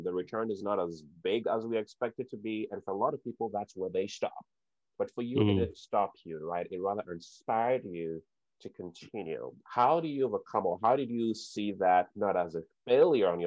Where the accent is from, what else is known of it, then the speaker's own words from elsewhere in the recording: Ghana; growing up in Ghana